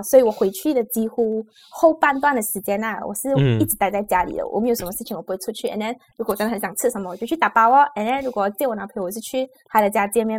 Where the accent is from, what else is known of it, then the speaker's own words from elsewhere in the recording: Malaysia; accent: Malaysian; 我的腔调这样这样标准的马来西亚腔